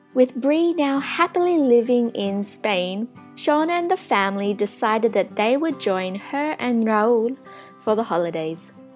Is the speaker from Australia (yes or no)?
yes; Australia; growing up in Australia